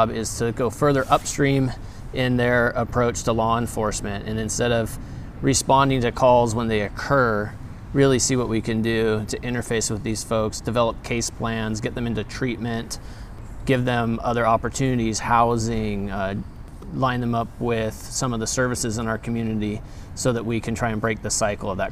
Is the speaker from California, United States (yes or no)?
yes; Grass Valley, California, United States; also born or lived in Spokane, Washington; after graduating from Gonzaga, I came back to Grass Valley, and here I am